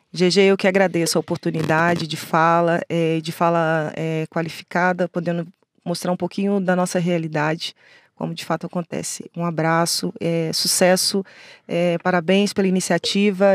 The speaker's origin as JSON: {"language": "Portuguese", "region": "Rio de Janeiro", "country": "Brazil", "tie": "born or raised there", "also_born_or_lived": "Baixada Fluminense", "said": "eu sou do Rio de Janeiro nascida no Rio de Janeiro, morei na Baixada Fluminense lá"}